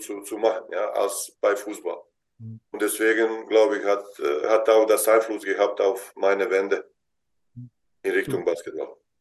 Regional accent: Vareš, Zenica-Doboj Canton, Bosnia & Herzegovina; German is a second language; moved away as an adult; now in Germany; da wo ich ge geboren bin in Bosnien

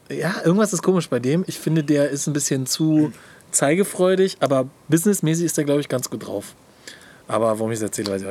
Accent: Hamburg, Germany; Ja, ich bin Hamburger, verstehe ich nicht.

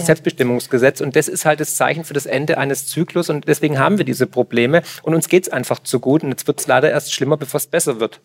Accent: Swabia, Germany; ich komme aus dem Schwabenland

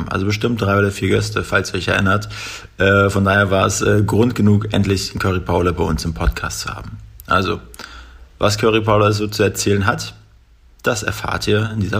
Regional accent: Mecklenburg-Vorpommern, Germany; moved away; Ich, wir kommen beide aus, aus äh, Mecklenburg-Vorpommern ursprünglich.

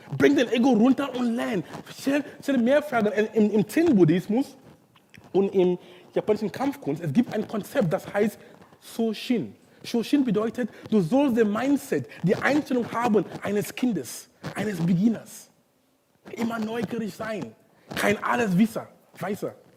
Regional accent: Cameroon; German is a second language; now in Hamburg, Germany; in Kamerun, wo ich herkomme

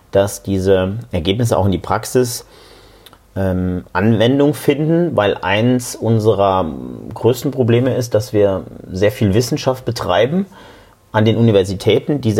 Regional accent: Saarland, Germany; born there; Ich bin gebürtig aus dem Saarland

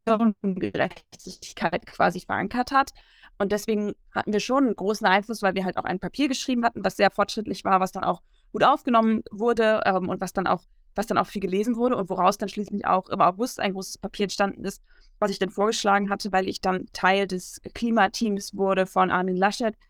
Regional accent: Bremen, Germany; Ich komme aus der Stadt Bremen

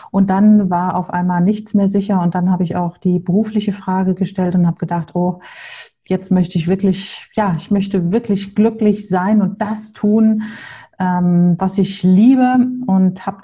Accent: Hamburg, Germany; Wie Klaus schon gesagt hat, ich komme aus Hamburg, habe zwei Töchter, 17 und 19 Jahre alt.

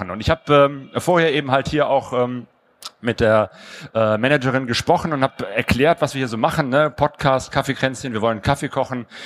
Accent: Bergisch Gladbach, North Rhine-Westphalia, Germany; also born or lived in Cologne; now in Essen, Germany; ich bin hier nicht aufgewachsen, sondern in Bergisch Gladbach

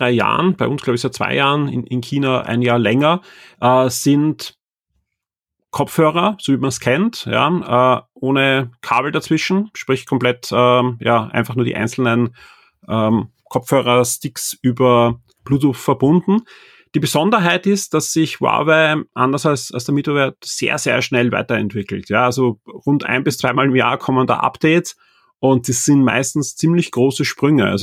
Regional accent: Austria

